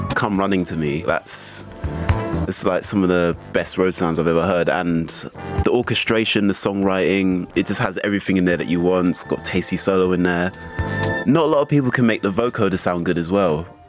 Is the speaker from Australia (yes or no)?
no; London, United Kingdom; a young Afro Caribbean growing up in South London